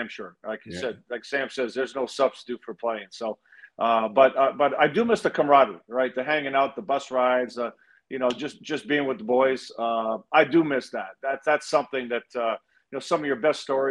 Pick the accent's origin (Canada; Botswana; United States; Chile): Canada; Toronto, Ontario; growing up in Toronto, being a Toronto kid